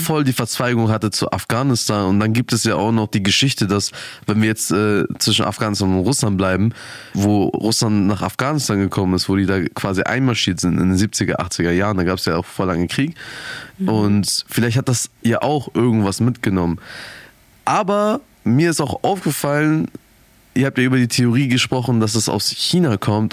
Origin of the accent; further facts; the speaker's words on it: Germany; ich bin full deutsch natürlich